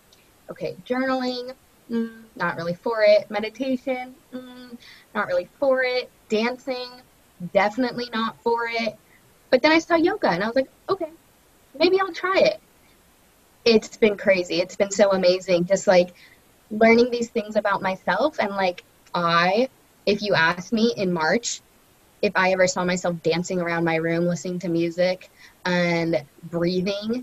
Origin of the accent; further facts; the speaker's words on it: Los Angeles, California, United States; I am from Los Angeles, California